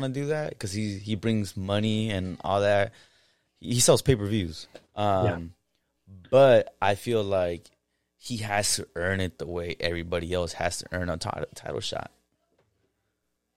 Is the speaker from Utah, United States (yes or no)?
no; the Bay Area, California, United States; We're from the Bay